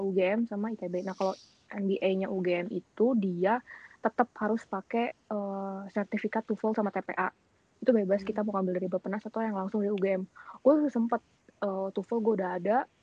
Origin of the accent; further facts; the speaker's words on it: Bandung, West Java, Indonesia; Saya asal dari Bandung.